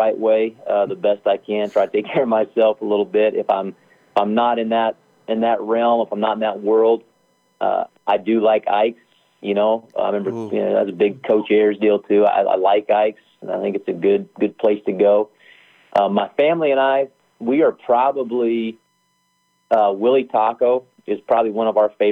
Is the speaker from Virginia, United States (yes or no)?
no; Wyoming, United States; moved away; I'm from Wyoming.